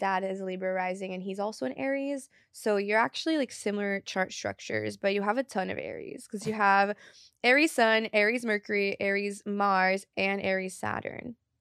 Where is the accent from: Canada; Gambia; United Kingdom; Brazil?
Brazil; born or raised there; moved away